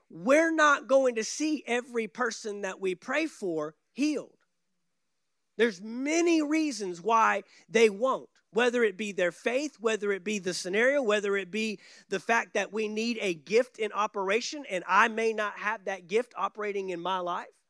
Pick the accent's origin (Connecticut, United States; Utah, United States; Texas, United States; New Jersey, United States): Texas, United States; growing up in Texas